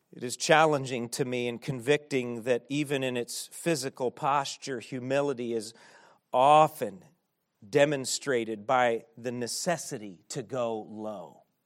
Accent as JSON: {"language": "English", "country": "United States", "said": "as American Christians"}